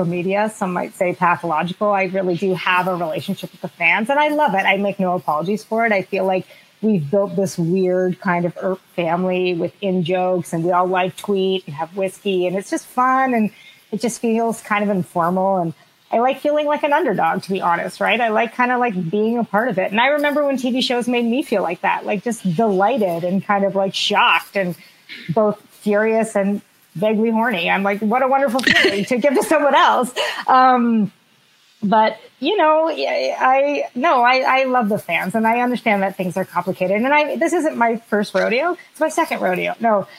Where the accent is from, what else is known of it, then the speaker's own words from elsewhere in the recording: Canada; also born or lived in Boston; I'm Canadian